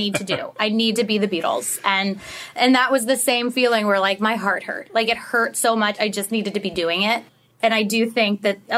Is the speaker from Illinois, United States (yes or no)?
yes; Chicago, Illinois, United States; I grew up in Chicago